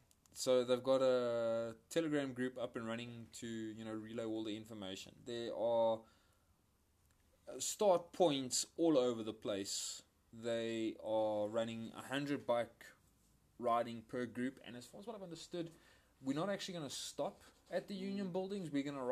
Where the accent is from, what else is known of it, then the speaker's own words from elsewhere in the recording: West Rand, Gauteng, South Africa; We both hail from the West Rand.